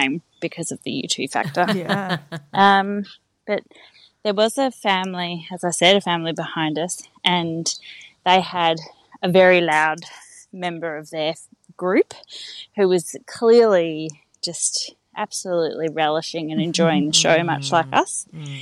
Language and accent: English; Perth, Western Australia, Australia; I'm from Perth.